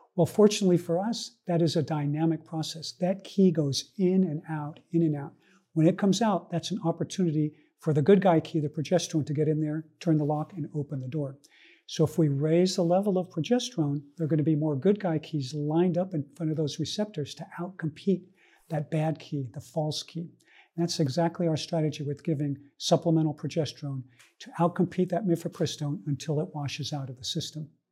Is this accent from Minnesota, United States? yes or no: no; Northern California, United States; I was born in Northern California to an immigrant family, family that came from Columbia, South America